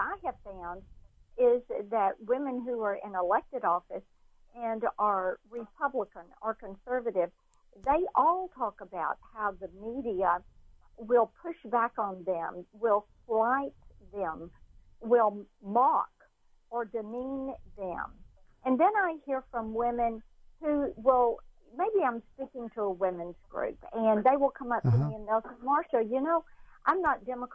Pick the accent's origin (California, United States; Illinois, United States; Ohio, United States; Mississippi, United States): Mississippi, United States; Laurel; I did grow up in Laurel, Mississippi